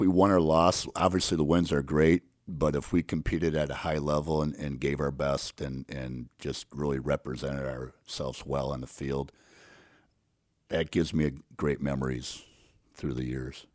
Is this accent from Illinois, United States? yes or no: yes; Crystal Lake, Illinois, United States; I grew up in Crystal Lake